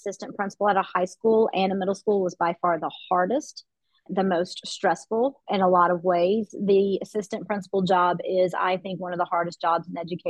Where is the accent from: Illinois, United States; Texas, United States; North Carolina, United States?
North Carolina, United States; Western; also born or lived in Los Angeles; I grew up in Western North Carolina. My family moved to Western North Carolina when I was in the fourth grade.